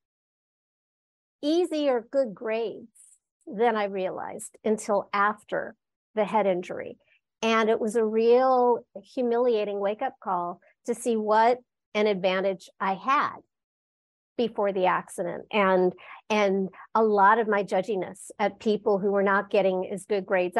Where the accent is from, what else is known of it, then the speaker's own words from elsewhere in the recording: Los Angeles, California, United States; I was born and raised in Los Angeles, California, at the base of the Hollywood Hills.